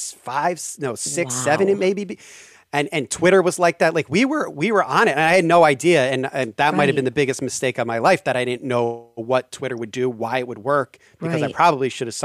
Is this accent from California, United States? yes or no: no; New York City, New York, United States; And that kind of drives me nuts as a New Yorker, which is sometimes why New Yorker style can't really go out to LA.